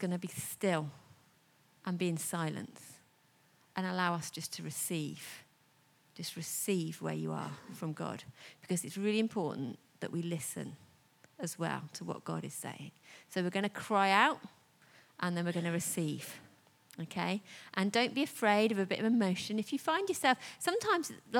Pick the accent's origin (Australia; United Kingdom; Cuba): United Kingdom; we're very British